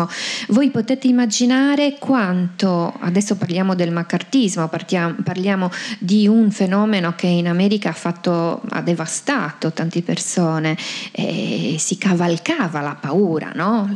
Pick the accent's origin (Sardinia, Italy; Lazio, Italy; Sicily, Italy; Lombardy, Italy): Sardinia, Italy; sono tipiche delle, delle nostre parti